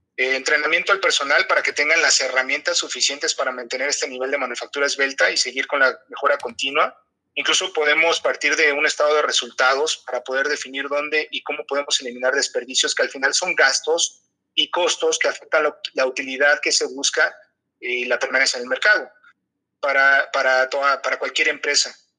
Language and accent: Spanish; Mexico; tú como mexicano